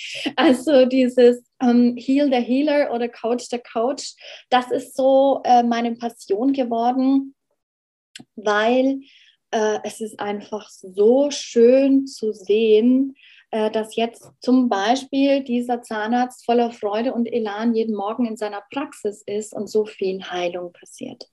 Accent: Germany; wir als Deutsche

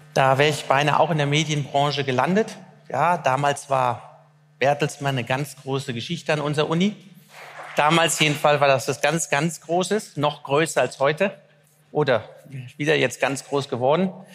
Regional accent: Germany; also born or lived in Cologne; Ich bin Deutscher

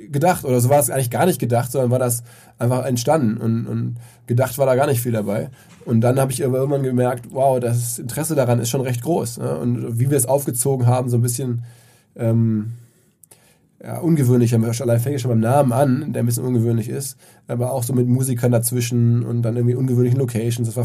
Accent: Essen, North Rhine-Westphalia, Germany; now in Hamburg, Germany; die meisten meiner Essener Freunde

